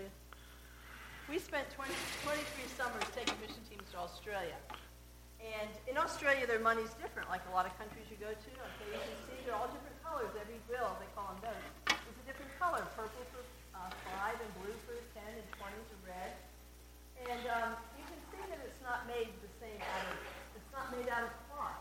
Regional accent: United States; I'm from America

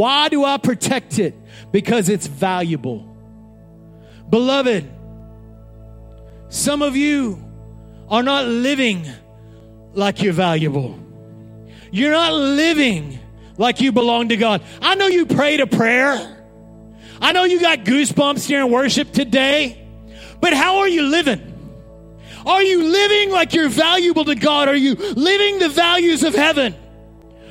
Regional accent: Odessa, Texas, United States; I grew up in Odessa, Texas

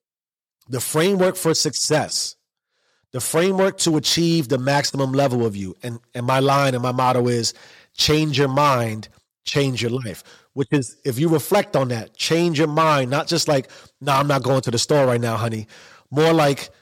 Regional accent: New York City, New York, United States; I grew up in the South Bronx in the 80s.

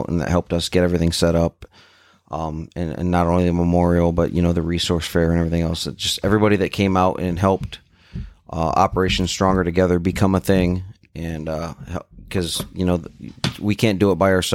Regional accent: Waterville, Ohio, United States; Waterville, who, you know, my hometown where I live currently

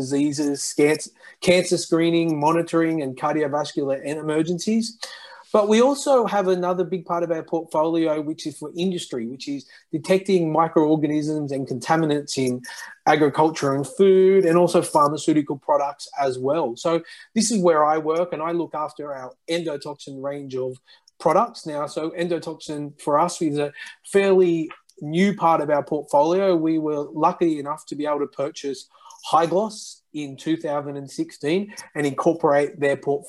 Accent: Australia; moved away as an adult; also born or lived in Japan; now in Lyon, France; I'm Australian and I live now in France.

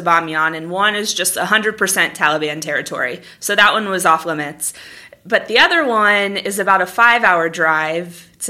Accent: United States; I was from the United States

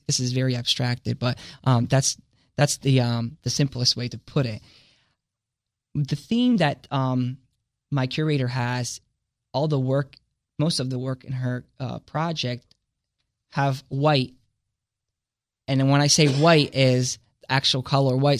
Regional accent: Italy; now in Delaware, United States; I come from Italy and it's a Catholic, uh, based society

